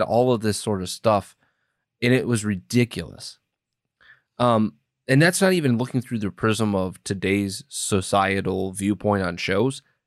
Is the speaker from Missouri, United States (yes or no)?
no; Wisconsin, United States; moved away; also born or lived in Iowa; I grew up in Wisconsin, rooting for the Wisconsin Badgers